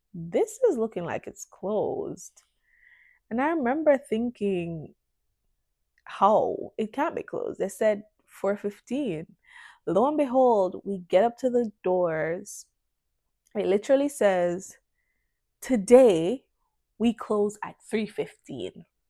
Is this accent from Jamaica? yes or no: yes; Jamaica; moved away; also born or lived in Canada; as a Jamaican, you think you're I don't know how to put it. It's like because in Jamaica, the lifestyle it's pretty chill and stuff, but it's also like we don't take disrespect